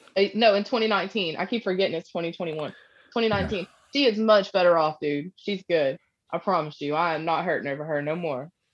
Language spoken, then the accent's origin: English; Panama City, Florida, United States; moved away as an adult; now in Kentucky, United States; I actually grew up in Panama City, Florida